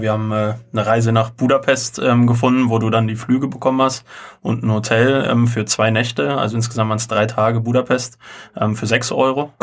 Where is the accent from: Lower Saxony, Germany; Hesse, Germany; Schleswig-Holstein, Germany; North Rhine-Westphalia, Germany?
North Rhine-Westphalia, Germany; Unna; nicht direkt aus Holzwickede. Holzwickede gehört zum Kreis Unna und wir kommen halt beide aus Unna